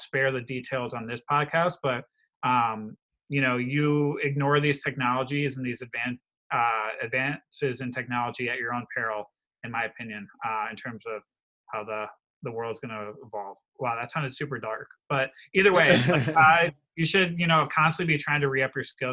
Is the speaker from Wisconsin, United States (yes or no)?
yes; Wisconsin, United States; I come from Wisconsin. The majority of my state is very rural